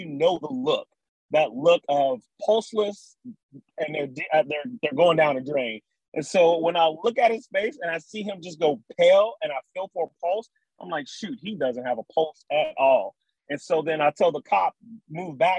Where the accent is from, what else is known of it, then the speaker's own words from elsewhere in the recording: Cincinnati, Ohio, United States; moved away as an adult; now in Texas, United States; I am from Cincinnati. Born and raised in Cincinnati.